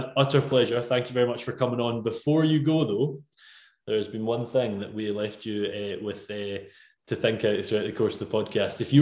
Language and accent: English; Scotland, United Kingdom; as a Scotsman